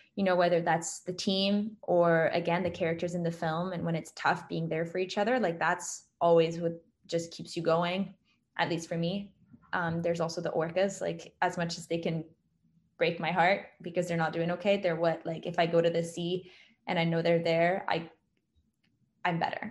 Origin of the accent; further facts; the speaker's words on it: France; moved away; I grew up in France